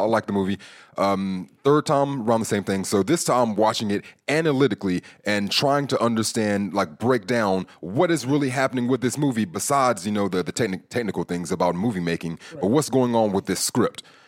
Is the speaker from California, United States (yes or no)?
yes; California, United States; I'm from California